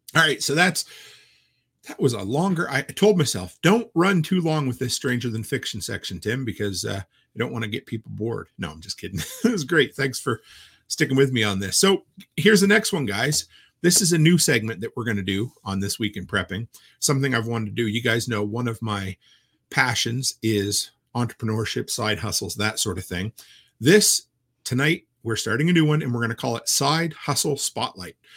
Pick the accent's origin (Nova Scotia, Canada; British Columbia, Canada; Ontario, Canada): Nova Scotia, Canada; moved away; back to where I grew up in Nova Scotia